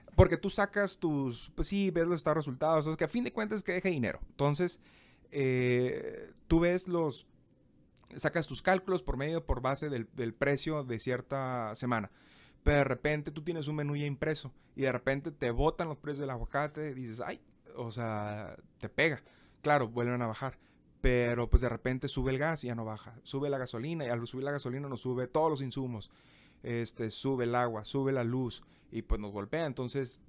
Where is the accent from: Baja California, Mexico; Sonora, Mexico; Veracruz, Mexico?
Baja California, Mexico; Tijuana; moved away as an adult; also born or lived in Monterrey; tengo que regresar a mi ciudad natal.